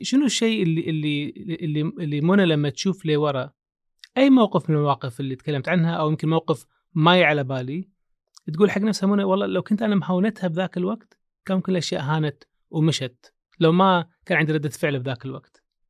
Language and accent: Arabic; Kuwait; انا اعرف من الكويت